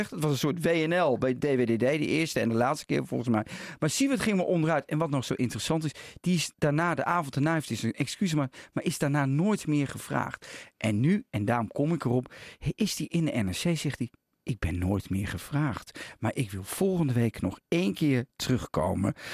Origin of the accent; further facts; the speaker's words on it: Netherlands; wij gelukkig zijn we Nederlanders, toch?